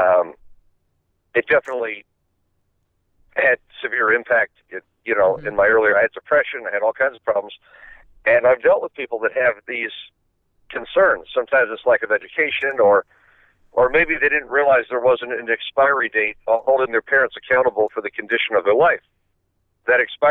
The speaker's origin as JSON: {"language": "English", "town": "Miami Beach", "region": "Florida", "country": "United States", "said": "I'm from Miami Beach."}